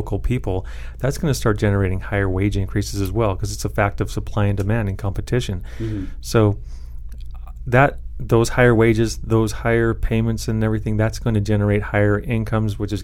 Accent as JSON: {"language": "English", "town": "Elko", "region": "Nevada", "country": "United States", "tie": "born or raised there", "lives_now": "Reno, United States", "said": "I grew up in Elko, and in Elko it's a very bust and boom economy."}